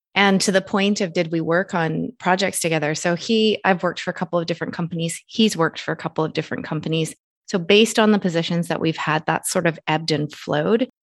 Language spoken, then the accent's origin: English; Canada; I'm Canadian citizen